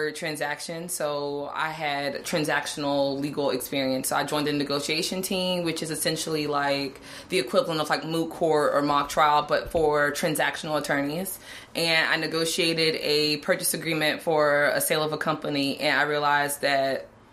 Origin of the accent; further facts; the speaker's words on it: South Florida, United States; moved away as an adult; now in Atlanta, United States; I'm originally from South Florida. I moved to Atlanta for law school